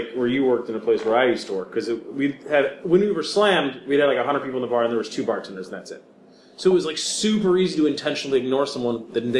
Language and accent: English; Chicago, Illinois, United States; I'm from Chicago.